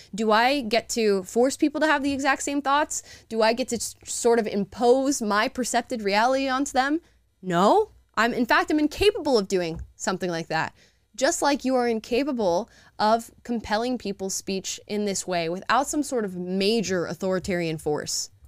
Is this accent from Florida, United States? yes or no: yes; Florida, United States; now in California, United States; I'm from Florida